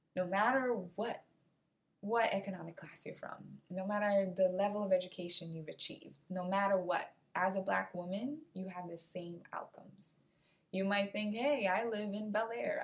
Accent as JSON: {"language": "English", "country": "Cape Verde", "moved": "yes", "lives_now": "United States", "said": "my home country, which is Cape Verde"}